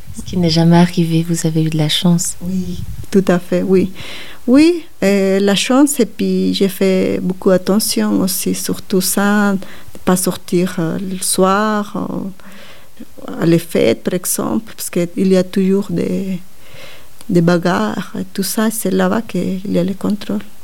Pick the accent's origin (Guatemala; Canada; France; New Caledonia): Guatemala; French is a second language; moved away as an adult; now in Switzerland; quand je suis partie de Guatemala